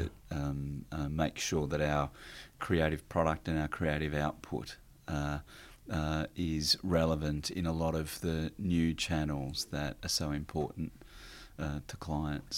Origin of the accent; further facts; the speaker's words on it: Warrnambool, Victoria, Australia; also born or lived in Ararat; I was born in Victoria, country Victoria, down the south coast, uh, in Warrnambool. And, uh, so grew up around there and moved to Ararat